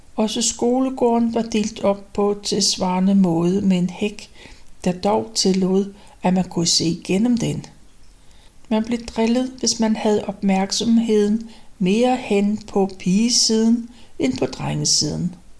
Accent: Copenhagen, Capital Region of Denmark, Denmark; Rysgade 43, som er det tidligste sted, jeg kan huske, for der flyttede vi ind, da jeg var vel omkring tre år gammel i 1932. Og det forblev mit barndomshjem

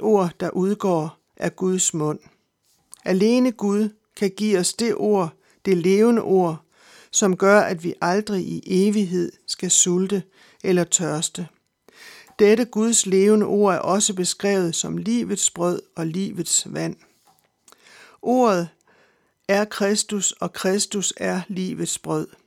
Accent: Denmark

